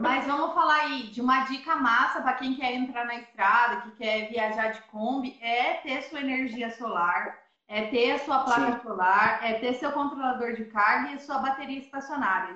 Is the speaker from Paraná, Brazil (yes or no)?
no; Paraisópolis, Minas Gerais, Brazil; also born or lived in São José dos Campos; Que eu sou do sul de Minas, aqui dessa cidade que chama Paraisópolis